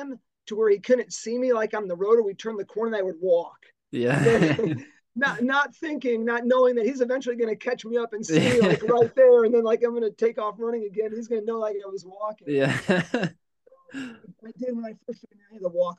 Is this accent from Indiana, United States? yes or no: yes; Dyer, Indiana, United States; I grew up in Dyer on the north side of the Lake Central kind of boundary lines